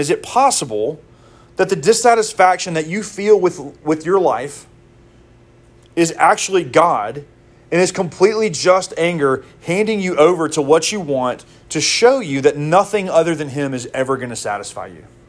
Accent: Mississippi, United States; I'm from Mississippi

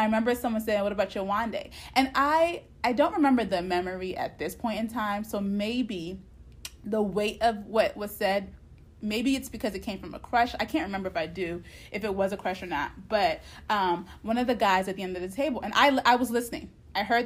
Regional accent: United States; I was raised in America

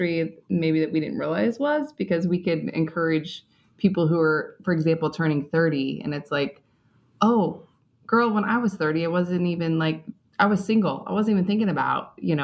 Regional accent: Kansas, United States; moved away as an adult; also born or lived in Denver; now in Indianapolis, United States; I grew up in Kansas.

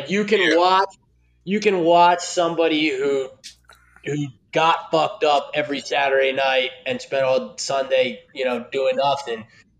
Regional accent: Philadelphia, Pennsylvania, United States; I watch the Eagles. I'm from Philly.

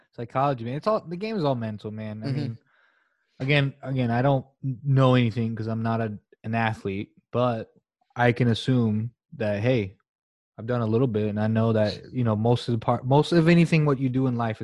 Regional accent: United Kingdom; I don't know if it's a British thing, like a British arrogance of, like, we're British.

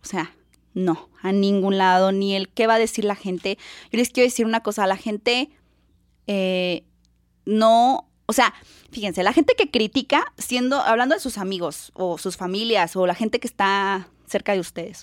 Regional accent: San Luis Potosí, Mexico; moved away as an adult; now in Guadalajara, Mexico; yo cuando llegué aquí a Guadalajara, yo soy de San Luis, cuando llegué aquí a Guadalajara por, por situaciones de trabajo

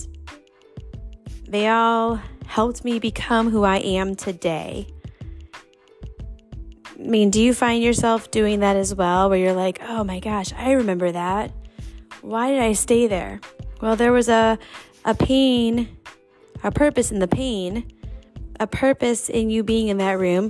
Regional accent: New York, United States; now in Indianapolis, United States; I am a New Yorker, born and raised

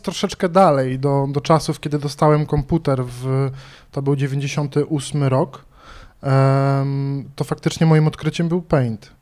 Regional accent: Bydgoszcz, Kuyavian-Pomeranian Voivodeship, Poland; pochodzę z Bydgoszczy

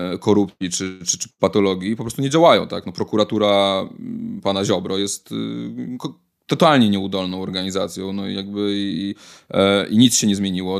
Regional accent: Warsaw, Masovian Voivodeship, Poland; się wychowałem w Warszawie

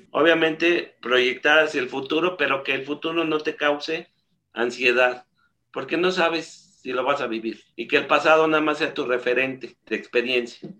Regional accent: Mexico; como mexicano

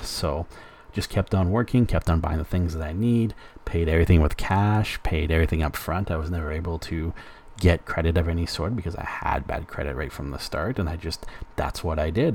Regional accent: Alberta, Canada; moved away as an adult; now in British Columbia, Canada; growing up in Alberta, I grew up

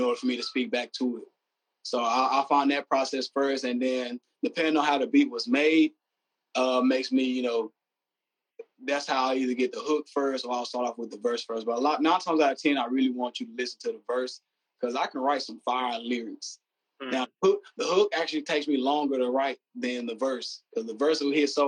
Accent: the South, United States; me being from the South

